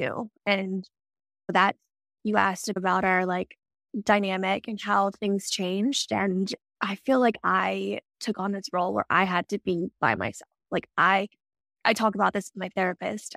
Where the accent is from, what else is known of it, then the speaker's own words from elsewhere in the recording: Maryland, United States; moved away as an adult; also born or lived in Denver; I grew up little small town in Maryland, lived there my whole life